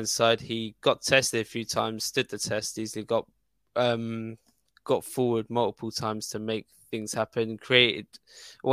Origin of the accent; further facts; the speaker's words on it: England, United Kingdom; I'm English and proud